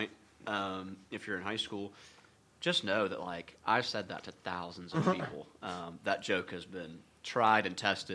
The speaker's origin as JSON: {"language": "English", "town": "Anderson", "region": "South Carolina", "country": "United States", "tie": "born or raised there", "said": "growing up in Anderson, you know, and even in the upstate"}